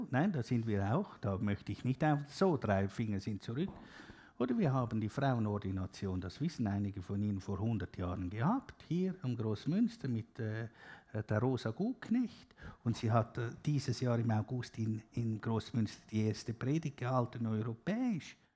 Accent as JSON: {"language": "German", "region": "Zurich", "country": "Switzerland", "said": "Also, auch da beging ich, ich bin halt Zürcher, ich bin immer so schnell"}